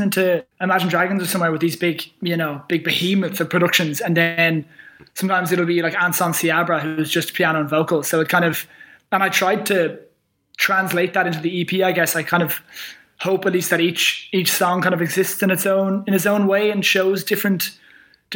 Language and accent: English; Dublin, Leinster, Ireland; I'm from Dublin